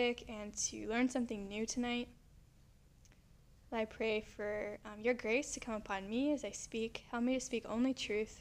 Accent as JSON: {"language": "English", "town": "Marietta", "region": "Georgia", "country": "United States", "tie": "born or raised there", "said": "I grew up in Georgia"}